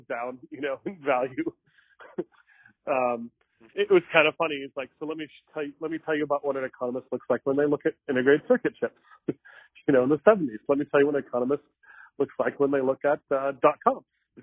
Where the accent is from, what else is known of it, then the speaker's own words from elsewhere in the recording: Mesa, Arizona, United States; I grew up in Mesa